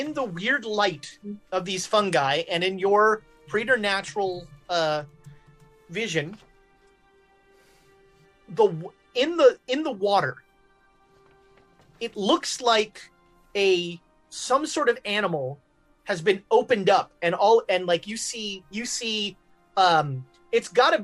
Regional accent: Texas, United States; I'm not a real Texan

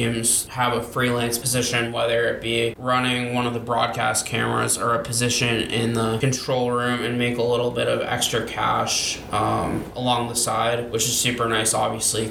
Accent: Cape Cod, Massachusetts, United States; also born or lived in Liberty University, Virginia; I'm originally from Cape Cod, Massachusetts, Boston, the city of champions

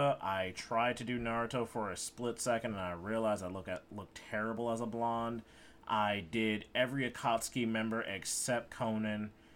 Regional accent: Chicago, Illinois, United States; I'm from Chicago.

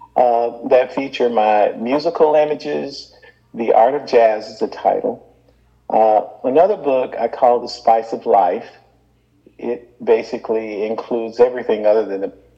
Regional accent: Birmingham, Alabama, United States; growing up in Birmingham, they gave us what was called then an industrial education

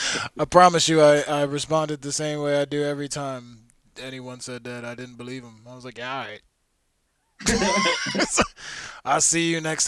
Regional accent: Chester, Pennsylvania, United States; also born or lived in New Jersey; I grew up in Chester. I went to school in Jersey

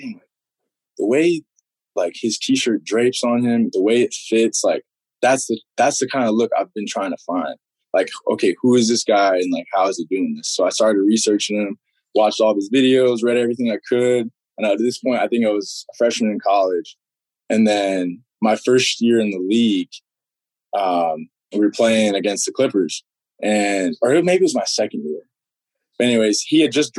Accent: Utah, United States; growing up in Utah

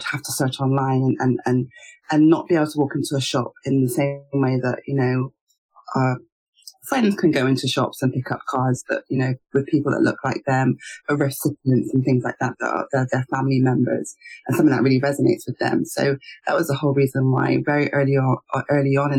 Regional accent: United Kingdom; as a Nigerian, a British-born Nigerian

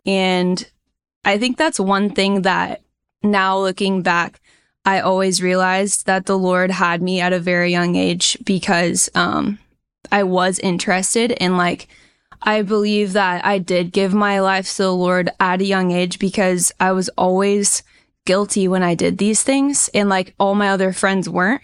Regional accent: Indiana, United States; moved away as an adult; now in San Diego County, California, United States; I grew up in Indiana. Super strong Midwest roots

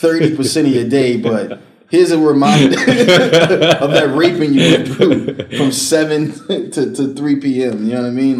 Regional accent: Boston, Massachusetts, United States; also born or lived in Selma, Alabama; that's where I was born. And I lived in Southern Alabama until I was about in grade school. And then I moved here to the miserable neighborhood of Roxbury when I was five during the Reagan administration.

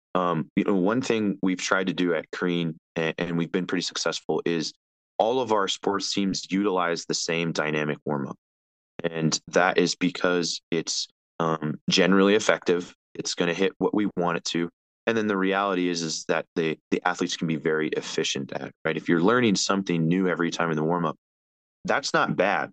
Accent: Las Vegas, Nevada, United States; moved away as an adult; also born or lived in San Diego; I grew up in Las Vegas, Nevada.

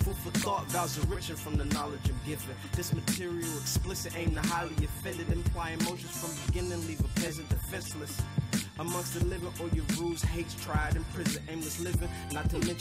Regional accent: Memphis, Tennessee, United States; I'm from Memphis, so like it's not really a lot of outlets

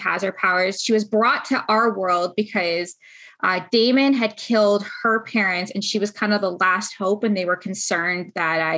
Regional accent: Canada; We're Canadian, we're here

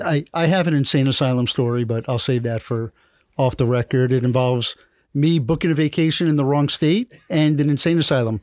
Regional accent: New York, United States; also born or lived in Washington, D.C. / New England; now in Miami, United States; I grew up in New York

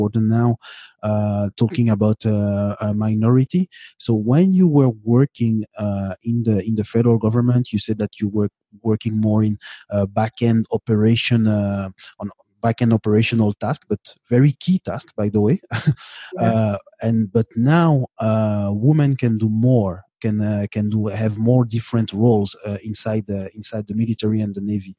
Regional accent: Canada; I am from Canada

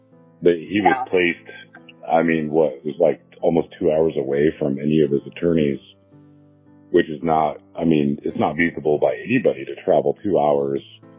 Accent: Canton, United States; We grew up in Canton

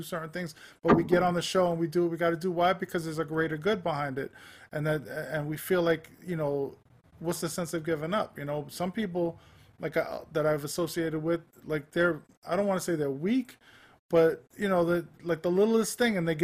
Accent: New York City, New York, United States; I grew up in Manhattan

